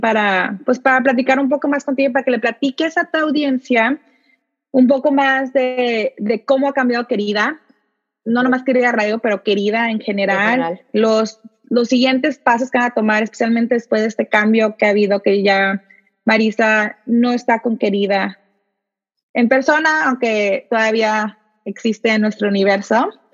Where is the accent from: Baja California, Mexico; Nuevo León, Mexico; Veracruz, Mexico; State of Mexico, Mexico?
Baja California, Mexico; Tijuana; now in San Diego, United States; Yo soy de, originalmente soy de Tijuana, ahorita vivo en San Diego